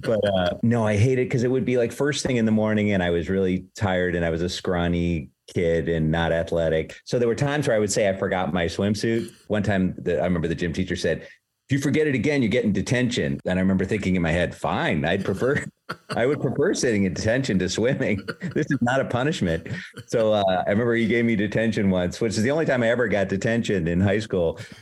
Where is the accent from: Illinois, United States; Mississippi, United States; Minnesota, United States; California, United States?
Illinois, United States; Palatine; moved away as an adult; now in New York City, United States; I'm from Palatine, Illinois, but the school was in Arlington Heights, which is right nearby.